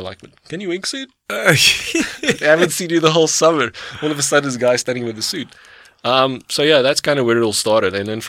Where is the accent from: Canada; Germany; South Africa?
South Africa; And I was like, well, yeah, from South Africa, blah, blah, blah.